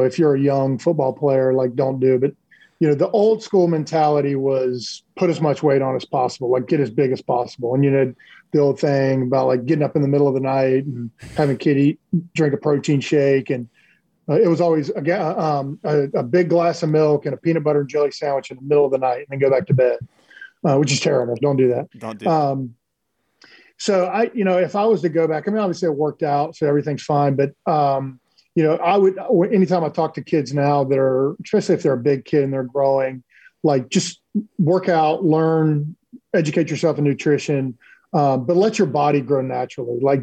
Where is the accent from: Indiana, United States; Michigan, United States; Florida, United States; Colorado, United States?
Florida, United States; Cedar Key; also born or lived in Homestead, Florida / Chiefland, Florida; I grew up in North Central Florida on the West Coast, a really small town called Cedar Key